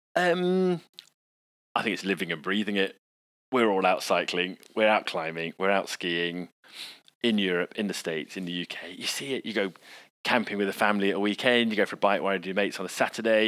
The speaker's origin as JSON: {"language": "English", "country": "United Kingdom"}